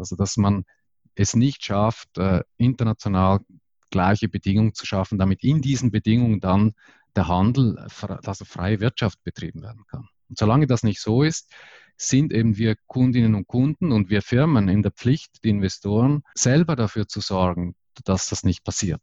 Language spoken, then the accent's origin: German; Switzerland; bei uns in der Schweiz